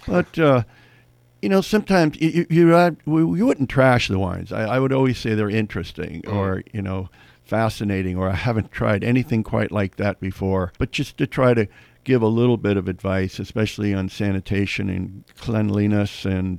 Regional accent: San Francisco, California, United States; I was born and raised in San Francisco.

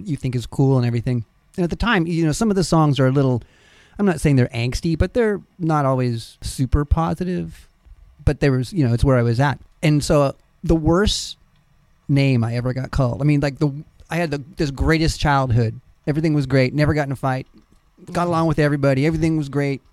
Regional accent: Napa, California, United States; also born or lived in San Francisco; now in St. Helena, United States; So I grew up in Napa, but I've also grown up in St. Lena.

